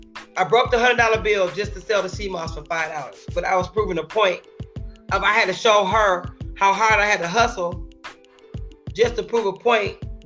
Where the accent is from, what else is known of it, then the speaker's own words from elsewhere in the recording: California, United States; Saying my $100 bill is counterfeit because I'm from Cali, right?